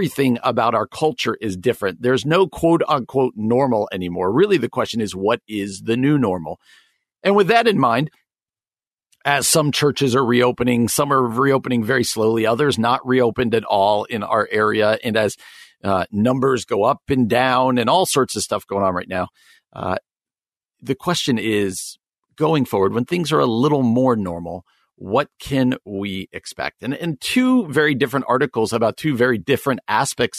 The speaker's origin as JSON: {"language": "English", "region": "New Jersey", "country": "United States", "tie": "born or raised there", "said": "He was my youth pastor growing up in New Jersey."}